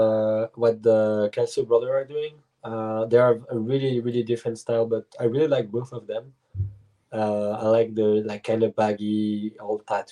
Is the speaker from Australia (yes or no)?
no; Switzerland; English is a second language; moved away as an adult; also born or lived in United States / Germany; now in Montreal, Canada; I was born in the States, but my parents moved in Germany first and then Switzerland. But they moved to the US when I was one. Then I arrived in Switzerland when I was 2 or 3, and I just lived all of my life there.